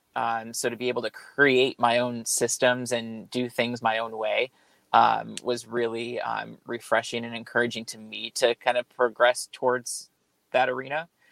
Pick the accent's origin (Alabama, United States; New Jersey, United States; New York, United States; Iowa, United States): New York, United States; moved away as an adult; also born or lived in Sacramento, California; now in California, United States; I was born and raised in New York, so I'm a transplant here to California